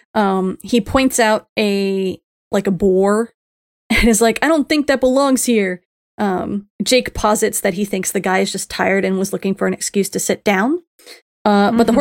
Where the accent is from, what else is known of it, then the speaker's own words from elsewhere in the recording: Miami, Florida, United States; I grew up in Miami, so Spanish was part for the course